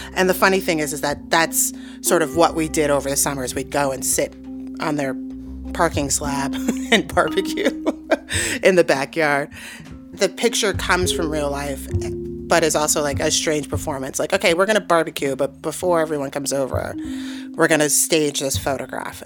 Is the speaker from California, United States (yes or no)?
no; New York City, New York, United States; moved away as an adult; also born or lived in St. Louis / New Mexico; I grew up in Harlem, uh, New York